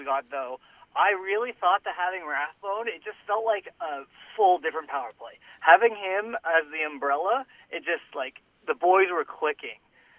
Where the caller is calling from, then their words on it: Langley, British Columbia, Canada; I'm from Langley.